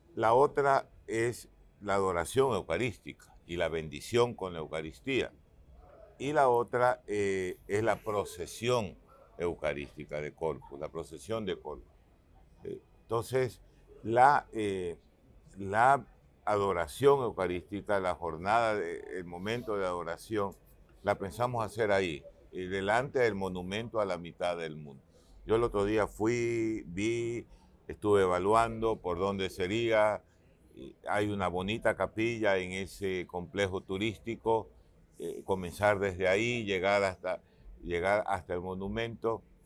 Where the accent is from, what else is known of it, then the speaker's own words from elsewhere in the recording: Guayaquil, Guayas, Ecuador; now in Quito, Ecuador; Yo soy de Guayaquil, una ciudad que era de balcones